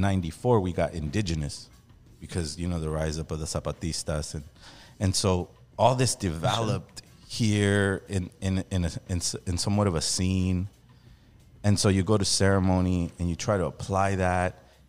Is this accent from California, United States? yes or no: yes; Los Angeles, California, United States; growing up in Los Angeles